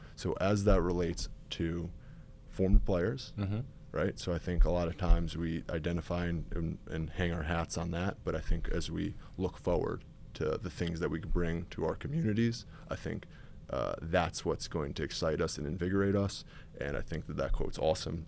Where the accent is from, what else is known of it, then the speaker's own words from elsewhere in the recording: Westchester, New York, United States; So I grew up in Westchester, New York, so suburbs of New York City